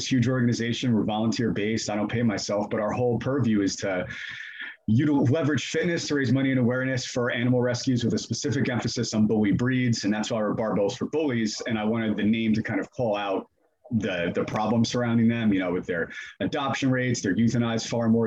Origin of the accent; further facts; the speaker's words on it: New Jersey, United States; now in Atlanta, United States; I'm originally from New Jersey